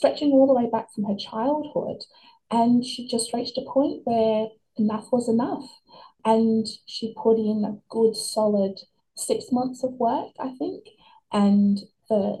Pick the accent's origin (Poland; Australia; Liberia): Australia; kids growing up in Australia in the 90s, early 2000s